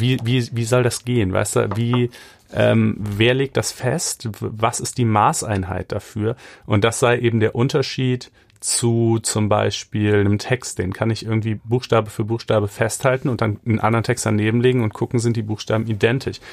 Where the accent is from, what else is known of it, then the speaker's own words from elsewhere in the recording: Germany; ich bin ja auch in Deutschland groß geworden